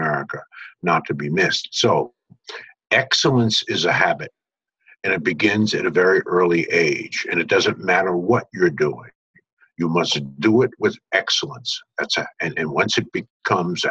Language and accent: English; New York City, New York, United States; I was born in Brooklyn, New York